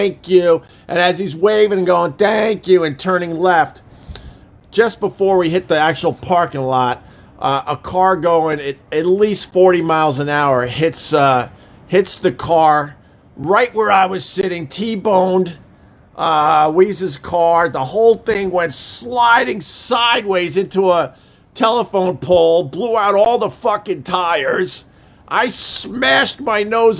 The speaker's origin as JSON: {"language": "English", "area": "Long Island", "region": "New York", "country": "United States", "tie": "born or raised there", "also_born_or_lived": "Rochester, New York / Buffalo, New York", "moved": "yes", "said": "I'm used to growing up on Long Island"}